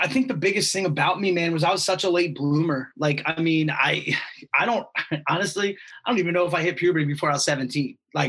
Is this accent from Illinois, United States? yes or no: no; Stone Harbor, New Jersey, United States; Like my dad has a house in Stone Harbor. I grew up in Stone Harbor, so I'm very familiar with that.